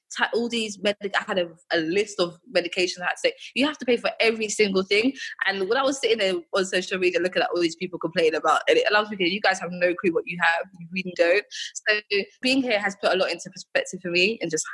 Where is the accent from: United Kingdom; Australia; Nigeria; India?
United Kingdom; England; moved away as an adult; now in Accra, Ghana; I'm from England, I was born in England.